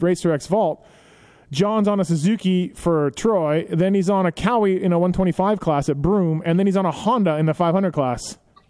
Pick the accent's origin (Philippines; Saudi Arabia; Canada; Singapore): Canada; for me, as a kid growing up in Canada